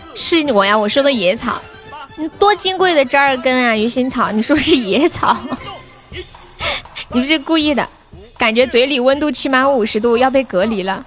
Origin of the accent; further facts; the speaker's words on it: Nanchong, Sichuan, China; 我是四川的呀。就我们这里有一个米粉，很好吃，南充特产